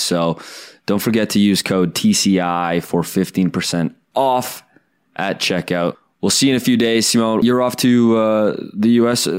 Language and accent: English; Canada; as a Canadian